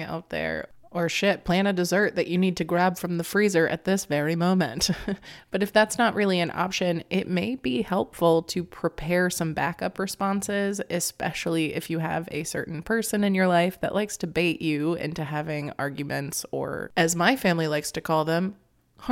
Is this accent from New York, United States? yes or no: no; Florida, United States; moved away; I come from Florida, where I had to deal with a lot of hate speech growing up